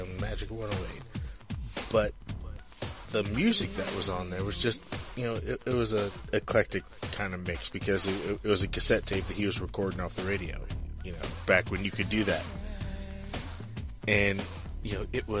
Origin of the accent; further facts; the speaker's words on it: St. Louis, Missouri, United States; the black station that we grew up with in St. Louis.